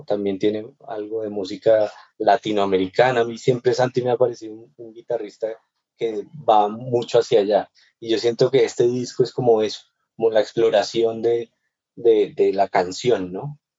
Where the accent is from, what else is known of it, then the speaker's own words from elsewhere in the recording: Bogotá, Colombia; siendo bogotano y habiendo nacido en Bogotá y crecido en Bogotá